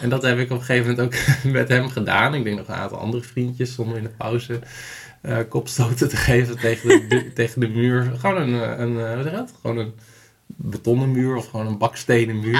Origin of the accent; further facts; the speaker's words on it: Sappemeer, Groningen, Netherlands; also born or lived in Hoogezand; En ik ben opgegroeid in, eh, in Sappemeer, geboren in Hoge Zand